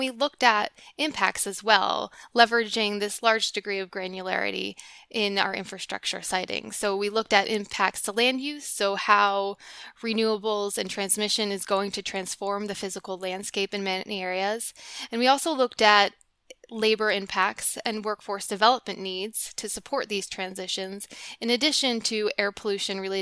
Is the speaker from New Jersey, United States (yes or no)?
yes; New Jersey, United States; in New Jersey, where I grew up